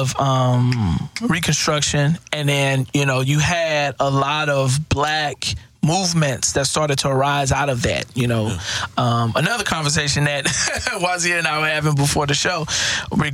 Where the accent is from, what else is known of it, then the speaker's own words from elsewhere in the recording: Houston, Texas, United States; I grew up in Fifth Ward. Crimson Street.